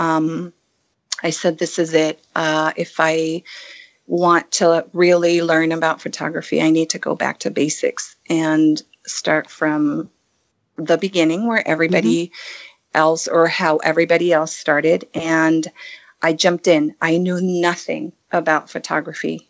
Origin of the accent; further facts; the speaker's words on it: Canary Islands, Spain; moved away as an adult; now in California, United States; I am originally from the Canary Islands, Spain. I was born and raised there.